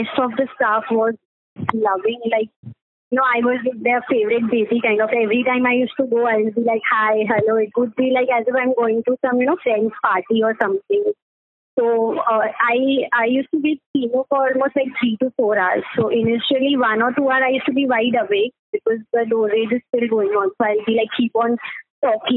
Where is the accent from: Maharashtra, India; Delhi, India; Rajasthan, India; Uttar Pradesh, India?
Maharashtra, India; Mumbai; I'm from Mumbai and particularly Mulund